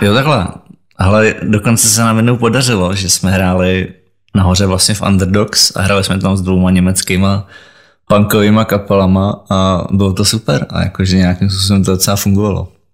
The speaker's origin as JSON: {"language": "Czech", "country": "Czechia", "said": "u nás v Česku"}